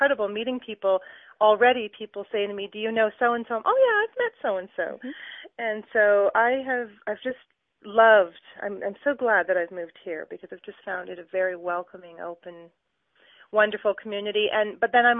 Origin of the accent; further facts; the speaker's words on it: Brampton, Ontario, Canada; moved away as an adult; also born or lived in Ottawa / Edmonton / Calgary; now in Waterloo, Canada; I was actually born and raised in the Brampton, Mississauga area